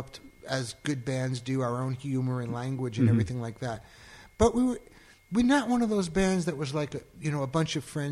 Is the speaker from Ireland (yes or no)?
no; Long Island, New York, United States; I grew up in Long Island